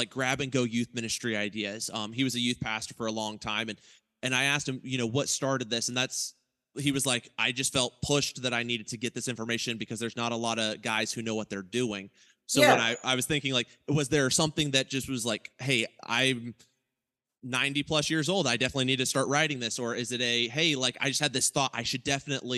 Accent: Ohio, United States; moved away as an adult; now in Oklahoma City, United States; we're from Ohio, me and Micah

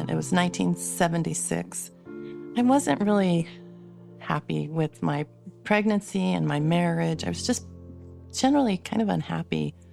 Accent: California, United States; born there; also born or lived in Arizona; now in West Jordan, United States; I was born in California, spent a lot of my life in Arizona and California, kind of going back and forth. I'm now in West Jordan, Utah, with my four grown children

